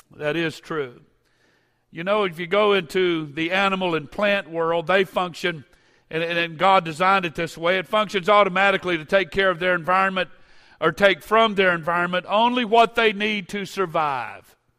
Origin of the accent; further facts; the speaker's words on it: Baton Rouge, Louisiana, United States; I grew up in the First Pentecostal Church of Baton Rouge